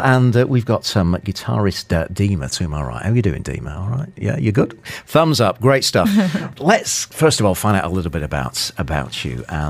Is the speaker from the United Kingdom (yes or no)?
yes; Manchester, North West England, United Kingdom; now in Dubai, United Arab Emirates; I'm from Manchester. So, yeah, quite far, really.